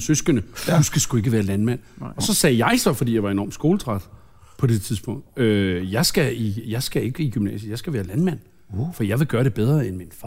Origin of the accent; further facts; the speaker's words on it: Lynge, Capital Region of Denmark, Denmark; now in Søborg, Denmark; jeg voksede op i Lynge. Jeg voksede op i femogtredive fyrre Lynge